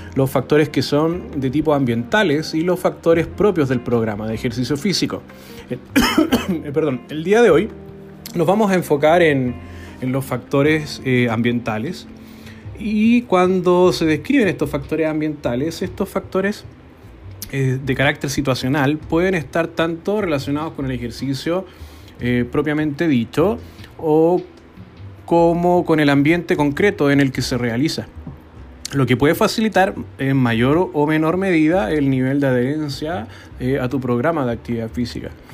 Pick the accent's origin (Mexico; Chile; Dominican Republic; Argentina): Chile; Nosotros sabemos como chilenos